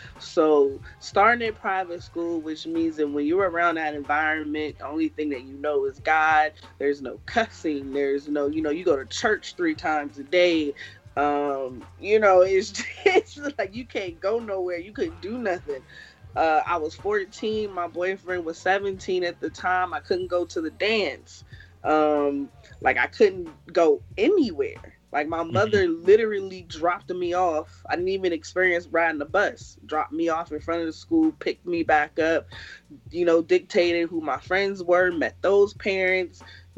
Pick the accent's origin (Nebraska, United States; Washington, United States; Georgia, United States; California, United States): California, United States; also born or lived in Kingston, Jamaica; I was definitely born in Kingston and was raised in California